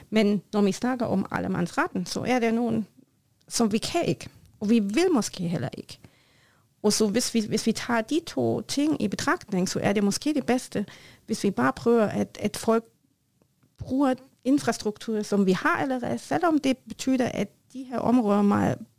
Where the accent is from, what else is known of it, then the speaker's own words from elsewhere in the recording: Germany; Norwegian is a second language; moved away; jeg er tysker